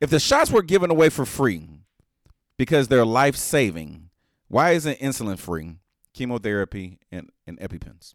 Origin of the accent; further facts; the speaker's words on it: United States; I'm American